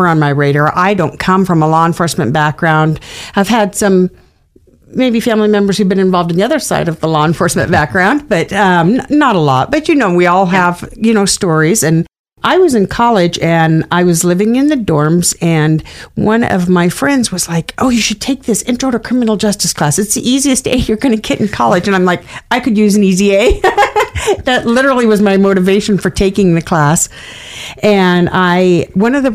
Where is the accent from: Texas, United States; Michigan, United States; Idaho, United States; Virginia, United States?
Idaho, United States; Emmett; I grew up in Emmett, Idaho, not very far. I've lived in the Treasure Valley kind of area my entire life.